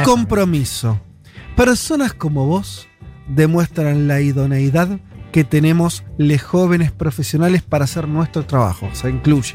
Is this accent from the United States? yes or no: no; Argentina